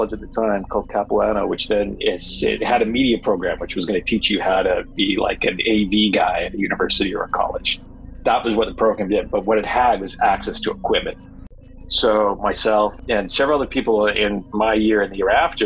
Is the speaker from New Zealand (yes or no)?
no; Canada; moved away as an adult; also born or lived in Vancouver; now in Los Angeles, United States; Growing up in Canada